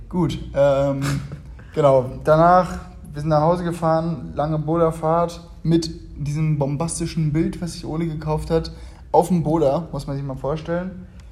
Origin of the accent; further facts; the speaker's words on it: Germany; moved away as an adult; now in Uganda; bei uns in Deutschland